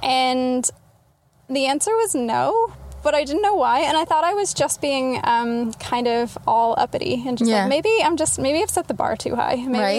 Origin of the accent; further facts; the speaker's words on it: Texas, United States; moved away; also born or lived in Utah; I was born in Utah, then I moved to Texas.